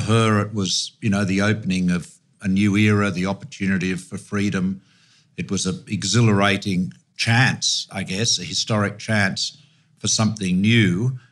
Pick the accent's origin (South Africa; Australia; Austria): Australia; I just say this as an Australian